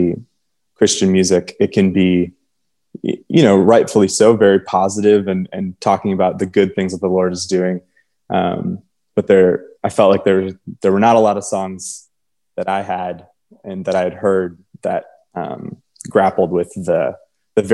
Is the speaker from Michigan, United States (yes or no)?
yes; Michigan, United States; also born or lived in Texas; now in Nashville, United States; I'm from Michigan and I live in Nashville